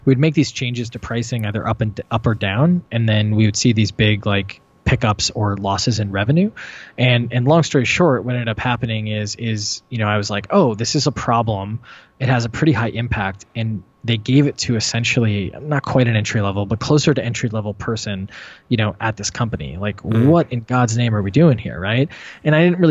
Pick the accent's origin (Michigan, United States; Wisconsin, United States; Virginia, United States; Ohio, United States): Wisconsin, United States; now in Boston, United States; I grew up in Wisconsin too